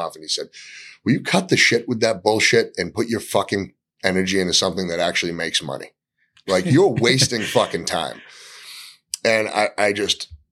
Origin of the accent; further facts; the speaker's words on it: Gloucester, Massachusetts, United States; So I grew up in Gloucester, went to Gloucester High School